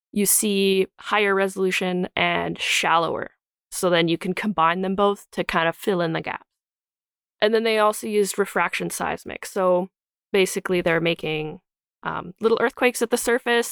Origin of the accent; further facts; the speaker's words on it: Calgary, Alberta, Canada; so I grew up in Calgary